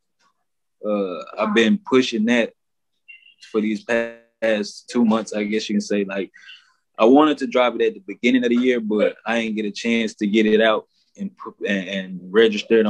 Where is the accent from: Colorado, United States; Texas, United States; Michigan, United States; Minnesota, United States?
Texas, United States; Palestine; also born or lived in Louisiana / Beaumont, Texas; originally I was born in Louisiana, moved to Beaumont when I was like 2 or 3. And then from Beaumont, I moved to Palestine when I was like 6 or 7. Been here ever since